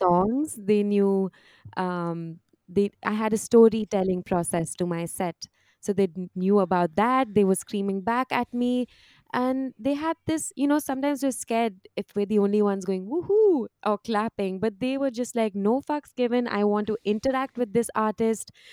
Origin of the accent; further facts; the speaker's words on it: India; moved away as an adult; I am Indian